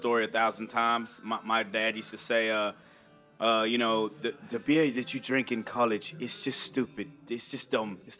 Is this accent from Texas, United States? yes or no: yes; north of Houston, Texas, United States; also born or lived in Chicago, Illinois; I was born in Chicago, but I was raised north of Houston.